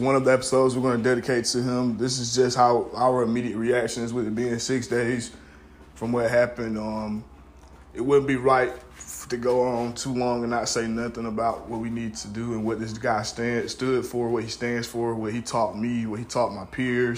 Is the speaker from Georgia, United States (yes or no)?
yes; Middle Georgia, United States; I grew up in Middle Georgia